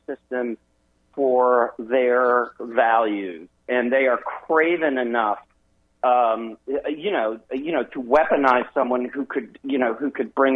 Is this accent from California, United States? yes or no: no; Wisconsin, United States; I'm from Wisconsin